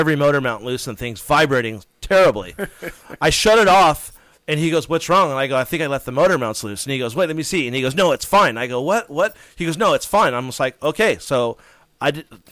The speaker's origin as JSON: {"language": "English", "country": "United States", "said": "I'm from United States, not Canada"}